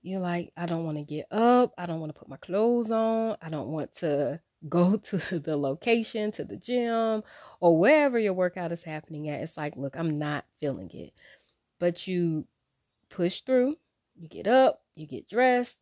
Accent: Wilmington, United States; I grew up in Wilmington

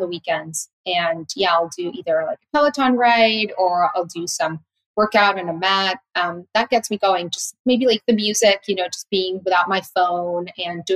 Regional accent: Tijuana, Baja California, Mexico; my city, from Tijuana

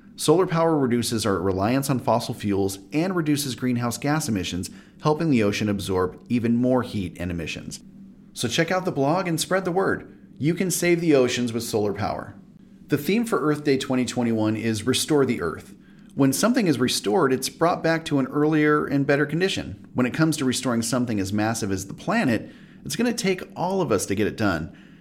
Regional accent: Southern California, United States; I used a swamp cooler my whole life growing up in Southern California

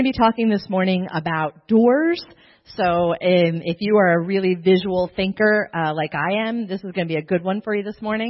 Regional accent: Baltimore, Maryland, United States; moved away as an adult; now in Spain; I'm from Baltimore

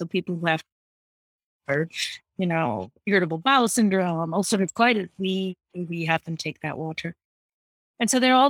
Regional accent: Kolkata, West Bengal, India; No, I'm from Bengal. My parents are Bengali, but mm-hmm. I have grown up in different parts of the world. Calcutta was the childhood, but even during my childhood, I was doing a lot of traveling.

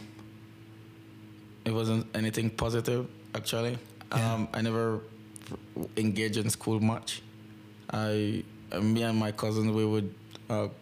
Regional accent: Belize City, Belize District, Belize; I grew up in Belize City, which is like the most dangerous city

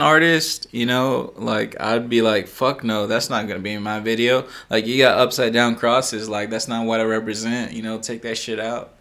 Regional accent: Texas, United States; I'm a Texan

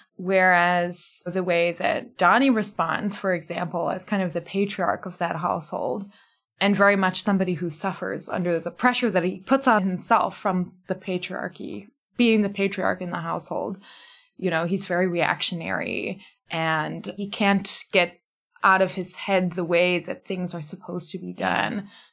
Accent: Fox Lake, Illinois, United States; moved away as an adult; now in Cape Town, South Africa; I am an author from Fox Lake, Illinois

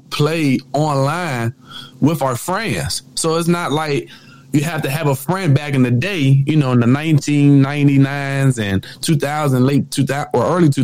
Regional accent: Maryland, United States; I'm born and raised in Maryland. They call it the DMV

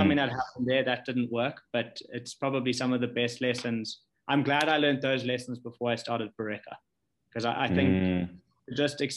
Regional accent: Chegutu, Mashonaland West, Zimbabwe; also born or lived in Harare; I was born in, I grew up in Chagutu.

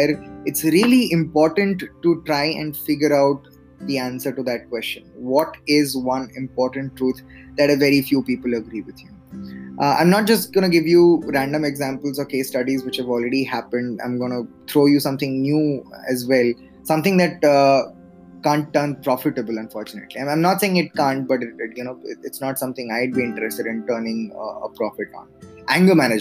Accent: central India, India; moved away as an adult; also born or lived in Delhi / Bangalore; I was born in Delhi, but I just barely stayed there as an infant. I grew up, I had a large part of my childhood in central India

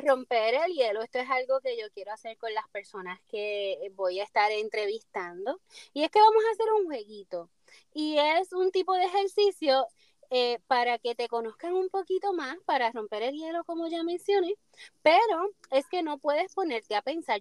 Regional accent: Puerto Rico; mi isla en Puerto Rico

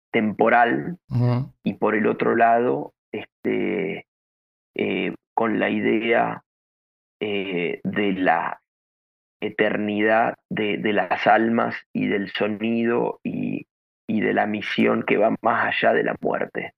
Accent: Venado Tuerto, Santa Fe, Argentina; moved away; mi, pueblo, de mi tierra, de mi ciudad, ya que es un, si bien es una ciudad pequeña del, interior del país, de Argentina

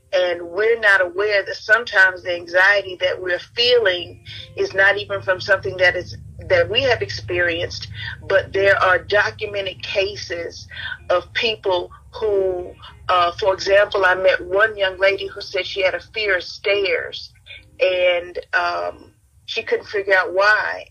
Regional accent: Mobile, Alabama, United States; I was born in Mobile, Alabama.

